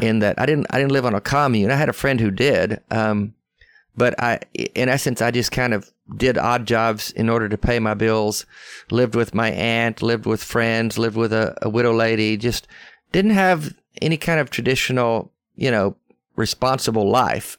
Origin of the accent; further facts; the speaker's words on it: Arkansas, United States; accent: Southern; moved away; also born or lived in West Texas / Tennessee; I was raised there my whole life as a young, young man. I mean, I went to school there. I only, I only lived in West Texas a couple of years, but the rest of my time was Arkansas and Tennessee, so I've always been in the South, you can tell by my accent